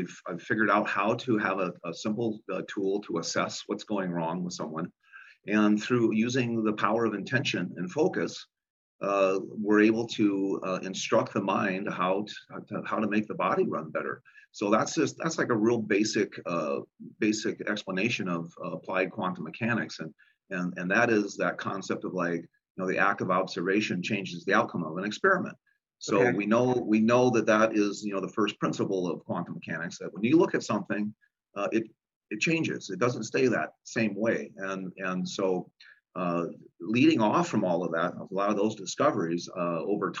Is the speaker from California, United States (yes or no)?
no; Illinois, United States; moved away; I'm originally from Illinois